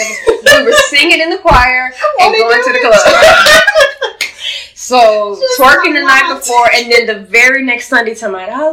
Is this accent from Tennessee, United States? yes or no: no; Louisiana, United States; I remember once I was at lunch with a lady, a girl from my hometown in Louisiana, and she invited one of her coworkers who brought a baby.